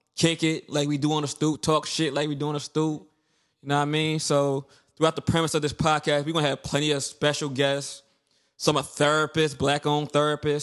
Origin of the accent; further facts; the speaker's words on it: Brooklyn, New York, United States; I was born in Brooklyn